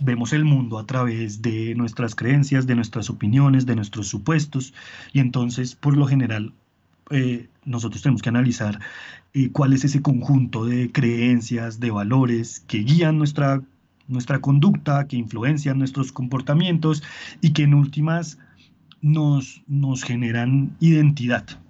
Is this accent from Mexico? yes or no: no; Colombia; en Colombia nos da dolor de cabeza